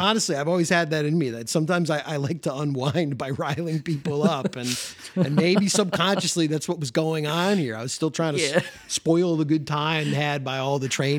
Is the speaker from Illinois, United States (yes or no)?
yes; Elmhurst, Illinois, United States; where I grew up in Elmhurst had like a huge model train club like this, like a notorious Western suburb, like train club that guys would come to from all over the Chicagoland area.